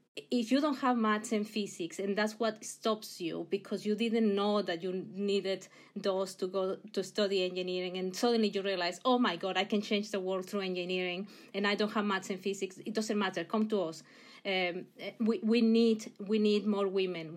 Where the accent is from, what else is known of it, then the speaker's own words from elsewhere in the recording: Mexico; English is a second language; moved away; I, I come originally from Mexico. You'll hear the accent, I'm sure